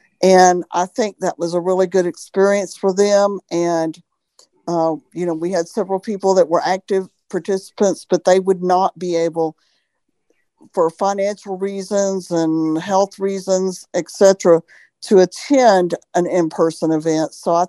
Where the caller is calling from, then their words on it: Birmingham, Alabama, United States; I'm from Birmingham, Alabama.